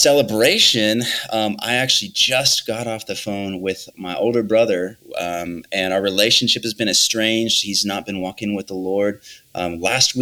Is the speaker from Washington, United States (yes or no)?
no; Iowa, United States; I'm from Iowa.